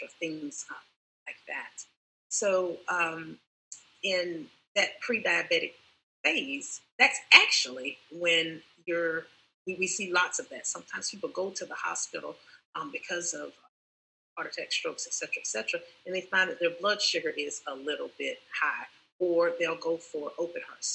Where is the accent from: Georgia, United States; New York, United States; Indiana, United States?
Georgia, United States; Columbus; now in Tampa, United States; I'm in Tampa, Florida right now, but I'm from Columbus, Georgia